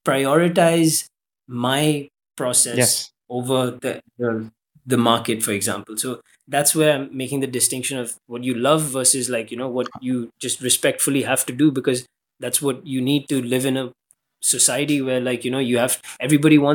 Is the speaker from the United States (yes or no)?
no; Dubai, United Arab Emirates; I grew up in Dubai